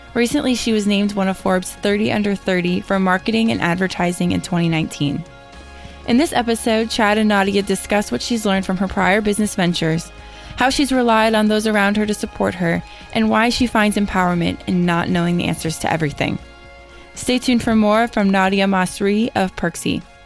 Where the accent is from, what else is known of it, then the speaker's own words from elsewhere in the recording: Toronto, Ontario, Canada; I was born and raised in Toronto, Canada, which was a great place to grow up